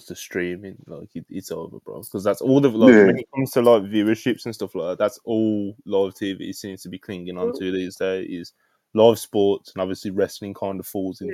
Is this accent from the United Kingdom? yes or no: yes; Birmingham, West Midlands, United Kingdom; accent: Brummie; being a natural Brummie